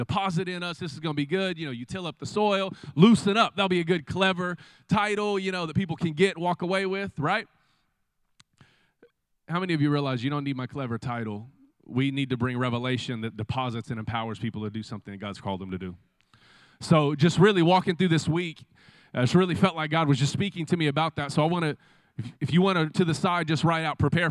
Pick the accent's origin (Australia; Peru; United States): United States; Del City, Oklahoma; I grew up right here in the Del City community.